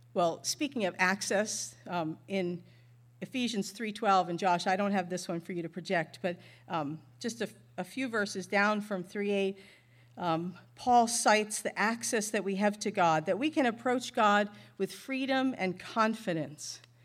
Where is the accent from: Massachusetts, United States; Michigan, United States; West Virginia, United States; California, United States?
Massachusetts, United States; North Shore of Boston; moved away; I grew up in Massachusetts on the north shore of Boston